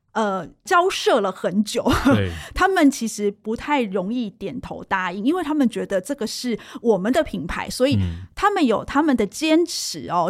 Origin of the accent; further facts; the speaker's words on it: Taiwan; 我们台湾人